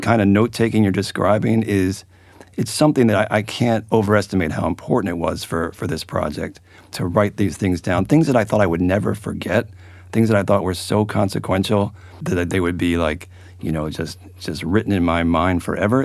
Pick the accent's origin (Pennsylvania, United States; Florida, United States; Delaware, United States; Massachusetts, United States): Pennsylvania, United States; Philadelphia; now in Albany, United States; I'm from Philadelphia